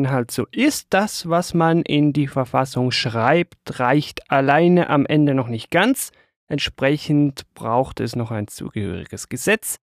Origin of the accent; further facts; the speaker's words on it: Switzerland; für mich als Schweizer vielleicht ein bisschen weniger als für andere